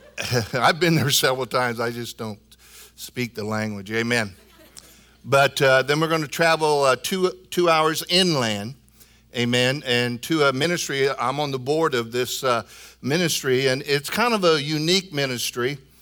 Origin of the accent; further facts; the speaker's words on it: Illinois, United States; moved away; from Illinois, my home state